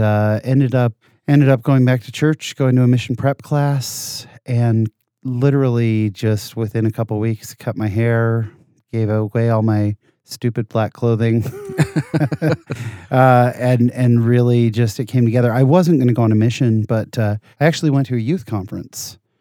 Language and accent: English; San Jose, California, United States; I was born in Southern California, moved to, uh, the Bay Area, and I, I really grew up in the Bay Area. Grew up in San Jose, California my whole life